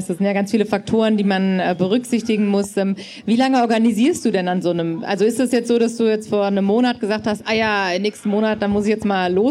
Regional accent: Hamburg, Germany; Also ich komme ja, wir kommen aus Hamburg und da ist es so ein fester Termin einfach.

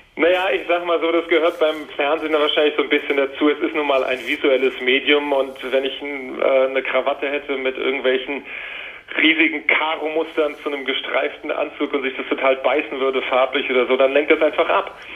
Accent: Wiesbaden, Hesse, Germany; also born or lived in Washington, United States; ich trotzdem in Deutschland aufgewachsen bin und hier zur Schule gegangen bin in Wiesbaden

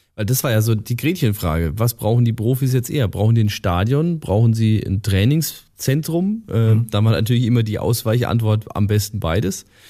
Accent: Estenfeld, Bavaria, Germany; Estenfeld, wo ich herkomme, ist noch ein bisschen größer als Distelhausen

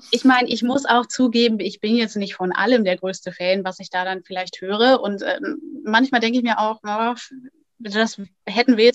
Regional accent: Lohne, Lower Saxony, Germany; also born or lived in Lingen; Also geboren bin ich tatsächlich in Lingen im Emsland, aufgewachsen dann in Lohne in der Grafschaft Bentheim.

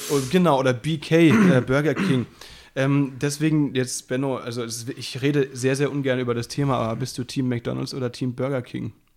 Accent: Baden-Württemberg, Germany; moved away; der wohnt ja bei mir um die Ecke, also beziehungsweise da, wo ich herkomme. Das ist, äh, der wohnt auch in Südbaden.

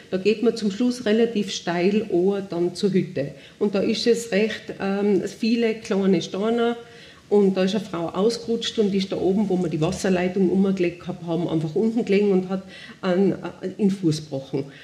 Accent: Tyrol, Austria; ich bin auf der Bettelwurfhütten oben aufgewachsen. Ich war zwei Jahre und meine Eltern haben die übernommen 1958.

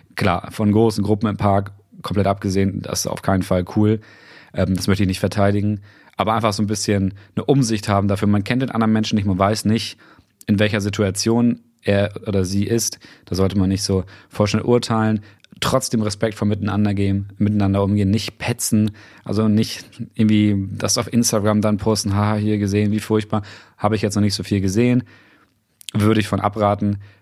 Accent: Weyhe, Lower Saxony, Germany; now in Brandenburg, Germany; der Gemeinde Weihe, das ist meine Heimatgemeinde

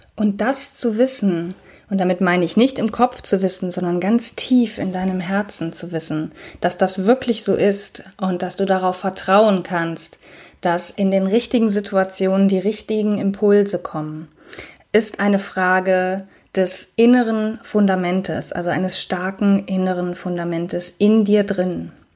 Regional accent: Cologne, North Rhine-Westphalia, Germany; ich unterrichte ja auch Yoga hier in Köln in meiner Heimatstadt

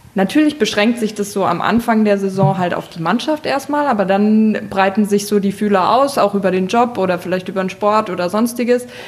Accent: Germany; Ich bin in Deutschland geboren.

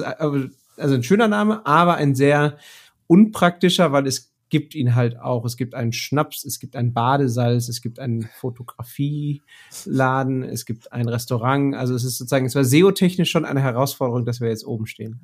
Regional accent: Bochum, North Rhine-Westphalia, Germany; ich komme aus dem Ruhrgebiet. Ich bin in Bochum geboren, habe hier Mathe studiert

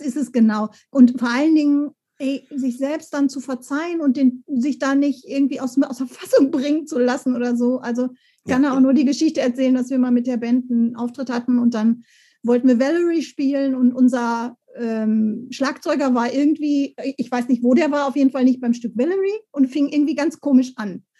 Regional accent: Bochum, North Rhine-Westphalia, Germany; da war ich schon im Bochumer Kinderchor

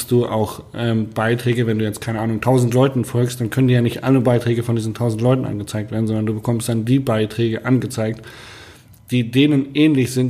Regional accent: Hanover, Lower Saxony, Germany; Man ich komme, ja ich aus Hannover und ganz viele meiner Freunde aus Hannover

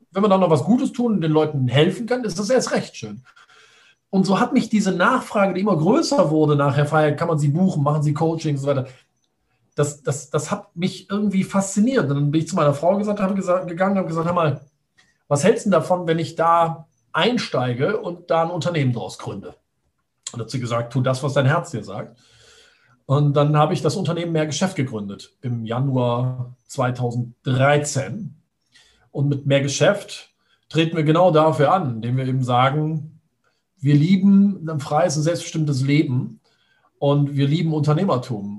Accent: Düsseldorf, North Rhine-Westphalia, Germany; ich komme aus Düsseldorf, bin 42 Jahre alt

